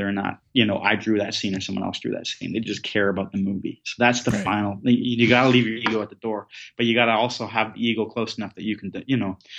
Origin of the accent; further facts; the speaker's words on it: Southern Ontario, Canada; moved away; also born or lived in west of England; the kid growing up in Southern Ontario who didn't like hockey